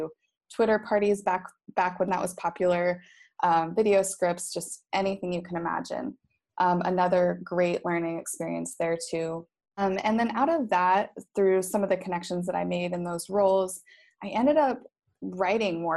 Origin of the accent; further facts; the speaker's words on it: Boise, Idaho, United States; moved away as an adult; also born or lived in Dominican Republic / Vietnam / Cincinnati, Ohio; now in Phuket, Thailand; Boise, Idaho is my hometown